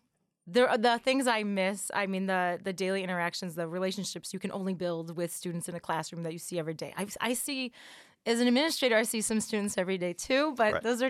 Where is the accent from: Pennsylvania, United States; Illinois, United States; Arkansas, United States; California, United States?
Illinois, United States; Oak Forest; I'm from Oak Forest.